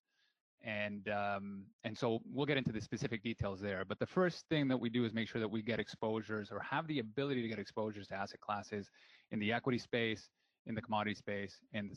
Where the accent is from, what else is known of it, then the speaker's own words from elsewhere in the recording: Peru; now in Canada; I came from Peru, born and raised. And the reason I emigrated to Canada